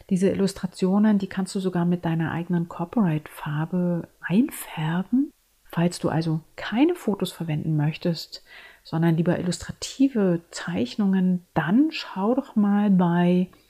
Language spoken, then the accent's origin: German; Berlin, Germany; Ich bin eine Berlinerin und ich lebe und arbeite in Berlin. Und meine Bilder erzählen meine Berliner Geschichte.